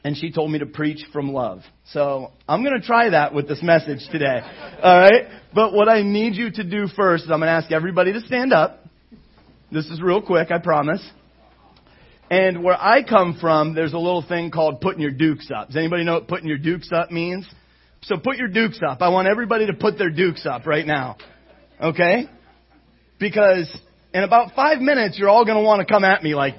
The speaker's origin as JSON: {"language": "English", "region": "Ohio", "country": "United States", "moved": "yes", "said": "I come from Ohio, and I came from a church there"}